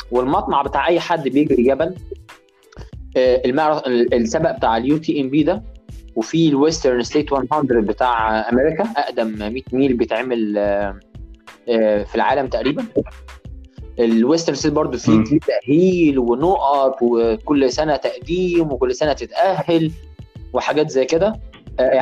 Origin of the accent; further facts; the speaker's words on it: Egypt; وابعت لهم ايميلات اقول لهم انا مصري